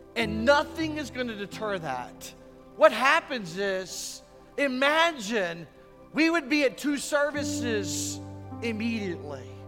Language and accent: English; United States